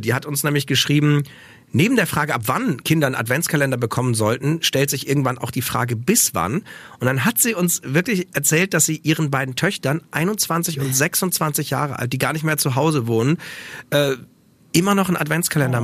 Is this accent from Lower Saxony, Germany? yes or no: yes; Osnabrück, Lower Saxony, Germany; Ich bin ja in Osnabrück aufgewachsen